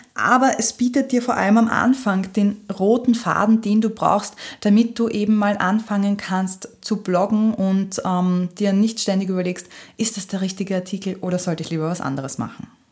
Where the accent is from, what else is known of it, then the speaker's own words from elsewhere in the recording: Austria; bei uns in Österreich